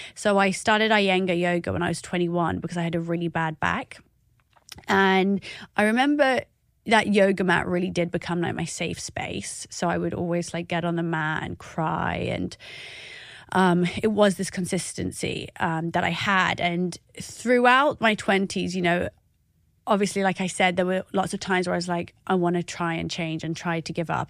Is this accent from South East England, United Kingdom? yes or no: yes; Oxford, South East England, United Kingdom; I am an Iraqi that was growing up in Oxford.